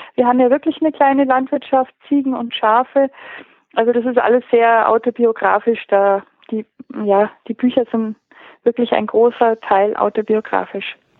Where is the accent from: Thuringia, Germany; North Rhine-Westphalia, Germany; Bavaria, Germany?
Bavaria, Germany; Pöcking; ich bin hier geboren in Pöcking und aufgewachsen